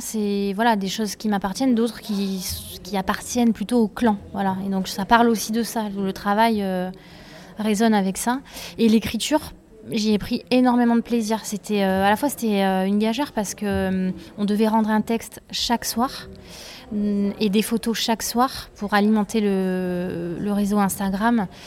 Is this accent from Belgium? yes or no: no; Drôme, Auvergne-Rhône-Alpes, France; also born or lived in Ardèche; moi je viens de la Drôme et du coup euh, c'est un endroit où il y a beaucoup de rivières. Enfin, je suis à la fois dromoise et ardéchoise